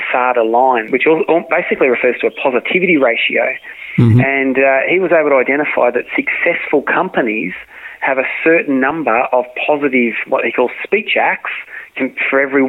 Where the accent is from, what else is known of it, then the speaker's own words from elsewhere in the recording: Australia; I'm an Aussie